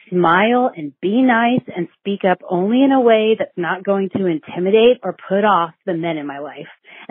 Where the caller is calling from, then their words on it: Sacramento, California, United States; I am calling from Sacramento, California.